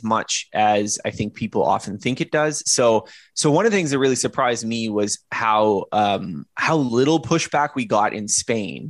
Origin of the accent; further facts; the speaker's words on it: Canada; as a Canadian, well, I'm a Canadian